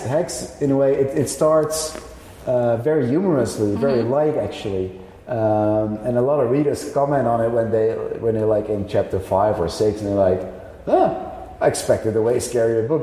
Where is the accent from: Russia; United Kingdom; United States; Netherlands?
Netherlands; I'm a writer from the Netherlands.